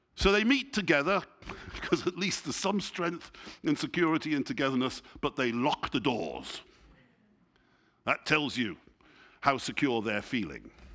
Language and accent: English; England, United Kingdom; I'm, I'm English, you know, and I speak English